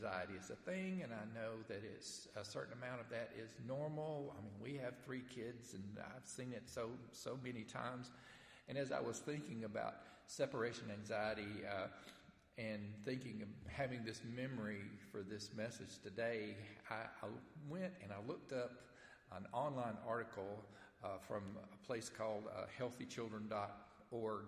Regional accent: Stevenson, Alabama, United States; I grew up in Stevenson, Alabama

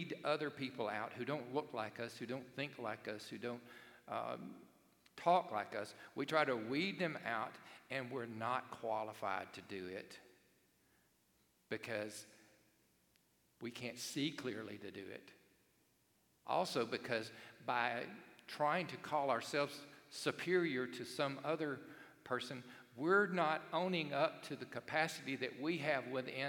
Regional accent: Cherokee, Alabama, United States; I grew up in Cherokee, Alabama

